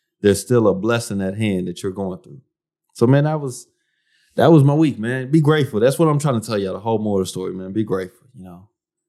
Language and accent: English; United States; I'm an American. I'm an American. I'm married to a Haitian.